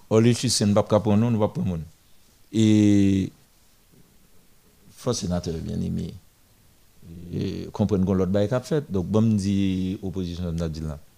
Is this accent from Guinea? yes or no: yes; Guinea; Je viens de Guinée, je suis bon temps en Guinée